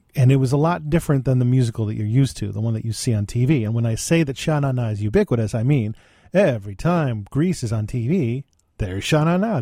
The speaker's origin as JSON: {"language": "English", "town": "West Seneca", "region": "New York", "country": "United States", "said": "I was from West Seneca"}